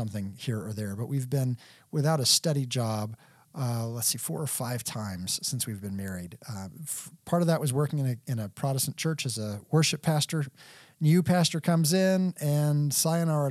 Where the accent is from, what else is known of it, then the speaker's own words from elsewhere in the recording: Texas, United States; also born or lived in Lexington, Kentucky; Texas, the land of my raising, and I've always considered myself a native Texan